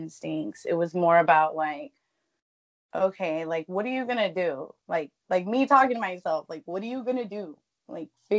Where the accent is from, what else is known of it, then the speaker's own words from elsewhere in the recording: West Texas, United States; moved away; I'm from West Texas too